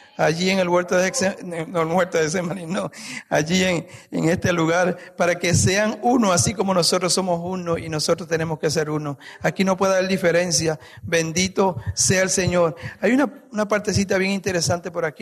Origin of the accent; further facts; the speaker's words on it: Guayanilla, Puerto Rico; moved away; en mi país, mi pueblo en Puerto Rico se llama Guayanilla, cerca de una ciudad que se llama Ponce.